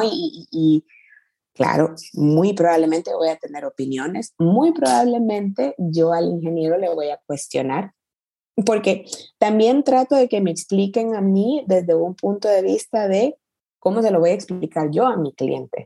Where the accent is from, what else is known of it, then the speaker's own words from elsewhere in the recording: El Salvador; also born or lived in San Francisco, United States / Mountain View, United States / London, United Kingdom; now in Barcelona, Spain; soy, soy salvadoreña de nacimiento, El Salvador es todavía mi casa